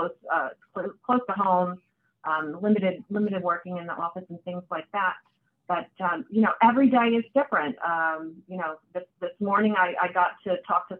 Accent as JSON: {"language": "English", "town": "Hamilton", "region": "New Jersey", "country": "United States", "tie": "born or raised there", "also_born_or_lived": "Poughkeepsie, New York / Ocean County, New Jersey", "said": "in my teen years, we moved to New Jersey. I grew up in Hamilton, graduated from Nottingham High School there."}